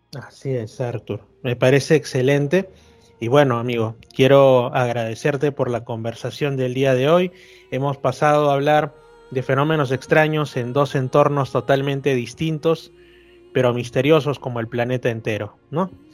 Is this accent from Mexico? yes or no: no; Lima, Peru; yo soy de Lima, yo como digo, yo he vivido toda mi vida en Lima